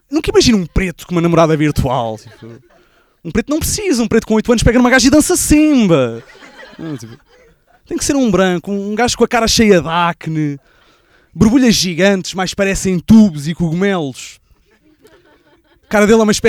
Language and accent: Portuguese; Barreiro, Setúbal, Portugal; A, a cena é que eu sou do Barreiro e como o meu carro é gasolina